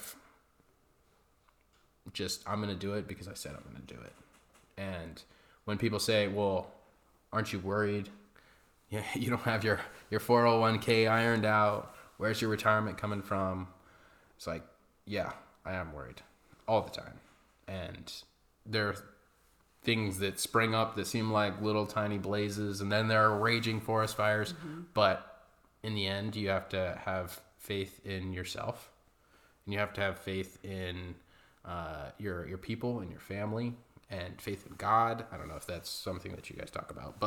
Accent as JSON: {"language": "English", "town": "Coeur d'Alene", "region": "Idaho", "country": "United States", "tie": "born or raised there", "said": "we grew up in Coeur d'Alene"}